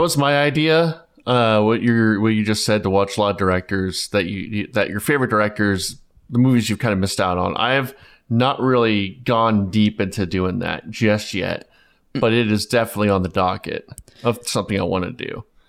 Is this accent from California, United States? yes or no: no; Plano, Texas, United States; I'm from Plano